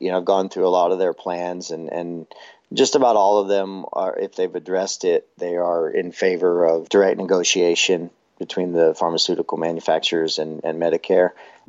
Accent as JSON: {"language": "English", "region": "Texas", "country": "United States", "also_born_or_lived": "northeastern New Mexico / Oklahoma", "moved": "yes", "lives_now": "Oklahoma City, United States", "said": "I'm originally from Texas and went to high school in northeastern New Mexico and have called Oklahoma home for nearly 10 years now."}